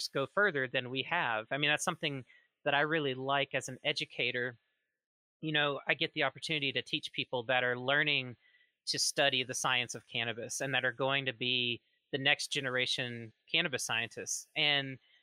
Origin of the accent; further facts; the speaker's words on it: Mississippi, United States; My home state is actually Mississippi, one of the most conservative, prohibitionist heavy places in the United States